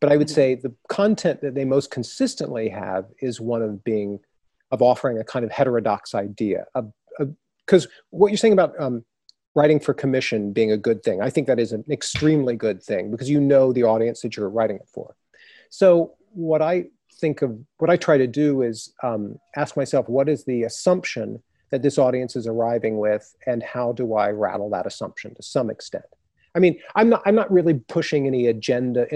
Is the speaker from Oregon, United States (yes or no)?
no; Texas, United States; I grew up in Texas